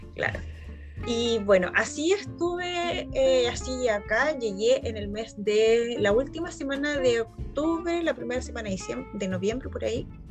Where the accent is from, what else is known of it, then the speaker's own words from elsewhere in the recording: Concepción, Biobío, Chile; moved away as an adult; now in Frankfurt, Germany; yo soy de Concepción.